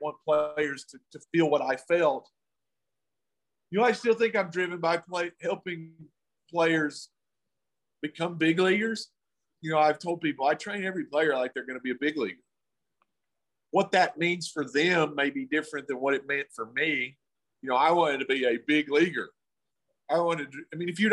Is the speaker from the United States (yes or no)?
yes; the South, United States; I'm from the South